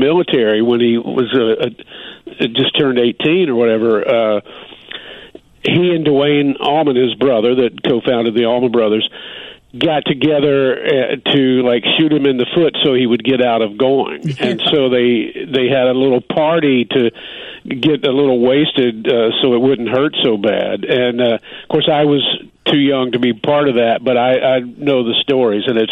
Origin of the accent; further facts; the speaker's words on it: North Carolina, United States; in the South where I grew up in North Carolina